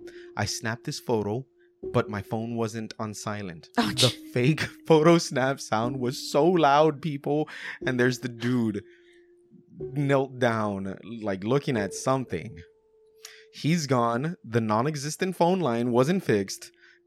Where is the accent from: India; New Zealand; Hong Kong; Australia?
Australia; I'm Australian. We don't do guns.